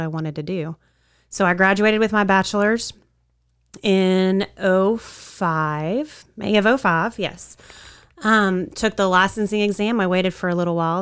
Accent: Wichita Falls, Texas, United States; I grew up here in Wichita Falls.

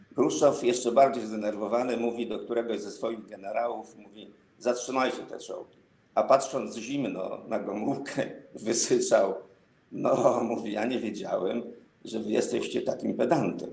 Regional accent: Żyrardów, Masovian Voivodeship, Poland; służącego do mszy w żyrardowskim kościele

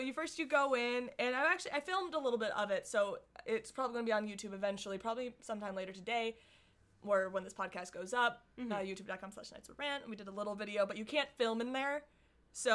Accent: Michigan, United States; now in Southern California, United States; But we're from Michigan, and we acclimated.

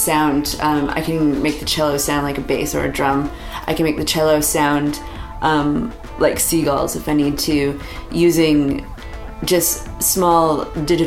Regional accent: North Tallcree Reserve, Northern Alberta, Canada; now in Vancouver, Canada; I'm from the North Tawkwee Reserve in Northern Alberta

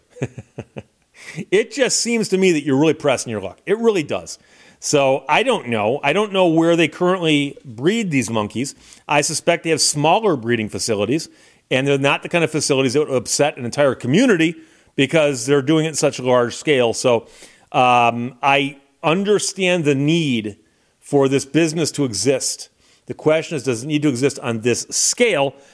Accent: Birmingham, Michigan, United States; when I was growing up in Birmingham, Michigan, at the end of my street was a vacant lot

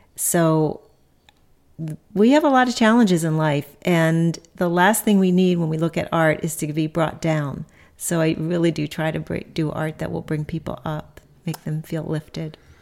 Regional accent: Philadelphia, Pennsylvania, United States; now in Cambridge, Nebraska, United States; I grew up in Philadelphia

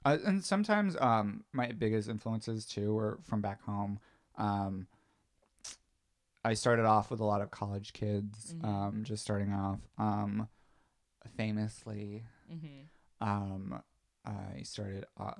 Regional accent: Florida, United States; I'm from Florida

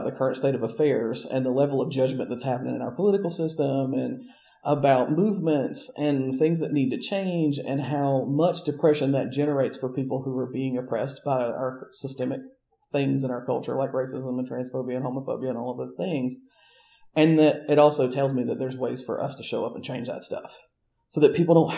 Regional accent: the South, United States; as a white person growing up in the South post-integration

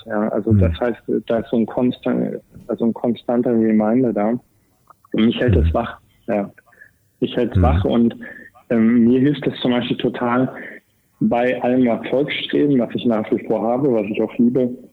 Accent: East Germany, Germany; ich bin in Ostdeutschland groß geworden

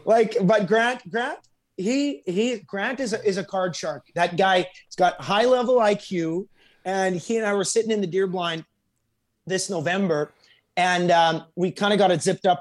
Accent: Alberta, Canada; now in Nashville, United States; I'm from Alberta

